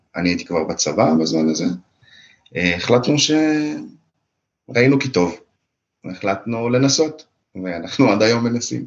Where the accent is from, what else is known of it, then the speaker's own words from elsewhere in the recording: Israel; moved away as an adult; also born or lived in Russia; now in Germany; עלינו לארץ בשנת 91, בזמנו אני הייתי בן שלוש